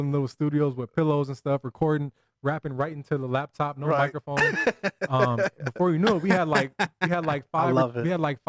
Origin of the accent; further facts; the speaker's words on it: Altadena, California, United States; moved away as an adult; also born or lived in Los Angeles / Durham, North Carolina; I grew up in Altadena